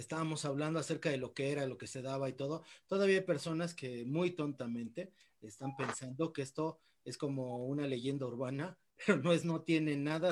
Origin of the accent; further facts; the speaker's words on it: Mexico; soy el primer mexicano